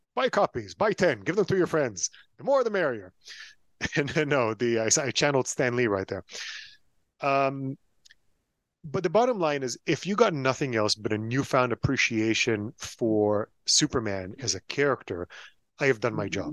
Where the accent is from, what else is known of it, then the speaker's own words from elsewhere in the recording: Tel Aviv, Tel Aviv District, Israel; English is a second language; I was born and raised in Tel Aviv, Israel. I taught myself English from comic books and cartoons